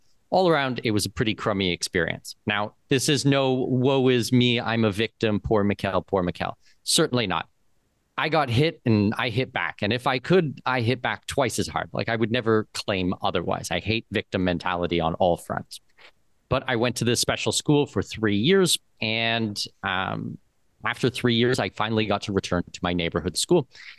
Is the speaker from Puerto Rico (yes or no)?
no; London, Ontario, Canada; moved away; I grew up in London, Ontario, so just down the street from you guys.